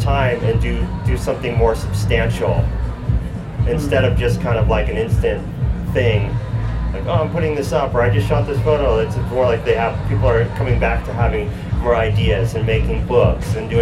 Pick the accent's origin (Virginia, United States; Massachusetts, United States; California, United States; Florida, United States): California, United States; San Jose; also born or lived in New York; I was born in New York, but I've lived in San Jose since I was in the fourth grade